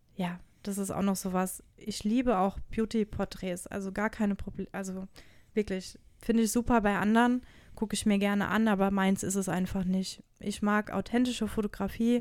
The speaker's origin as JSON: {"language": "German", "area": "Odenwald", "region": "Hesse", "country": "Germany", "said": "bei uns im Odenwald, wo ich herkomme"}